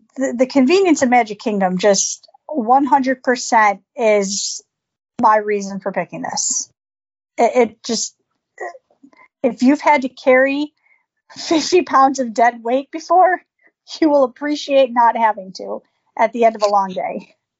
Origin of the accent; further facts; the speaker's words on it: Buffalo, New York, United States; growing up in Buffalo and and the cold and the snow